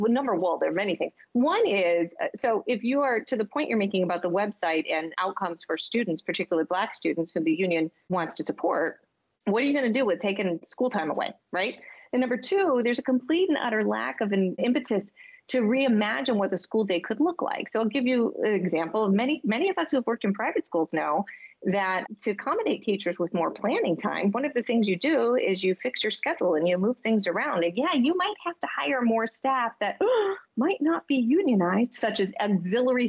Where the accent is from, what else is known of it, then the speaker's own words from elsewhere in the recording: Michigan, United States; now in Boston, United States; I am from Michigan.